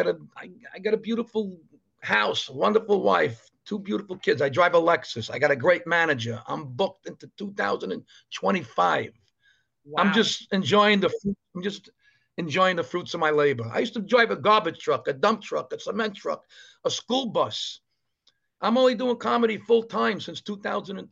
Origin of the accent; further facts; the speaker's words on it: New York City, New York, United States; I grew up in Brooklyn